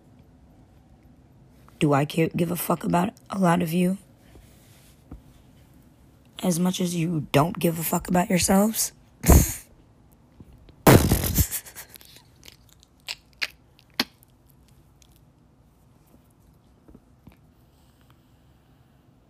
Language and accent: English; Khambhat, Gujarat, India; I was born on November 1st, 1986 in Cambay, India.